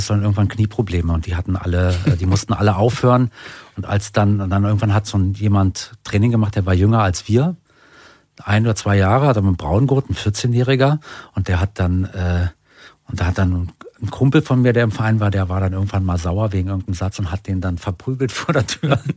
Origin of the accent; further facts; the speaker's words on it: Berlin, Germany; Hakenfelde, das war äh, nicht so weit von, da war ich ja, als Kind ja, oft mit Fahrrad da.